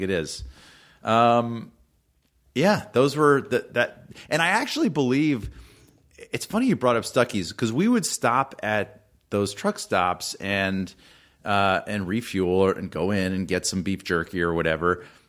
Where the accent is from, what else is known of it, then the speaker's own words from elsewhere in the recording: Atlanta, Georgia, United States; I grew up in Atlanta